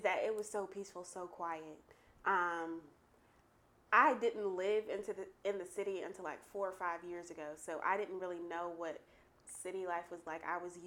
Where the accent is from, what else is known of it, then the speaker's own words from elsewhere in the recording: Wendell, North Carolina, United States; I am from Wendell, North Carolina, but I always claim Raleigh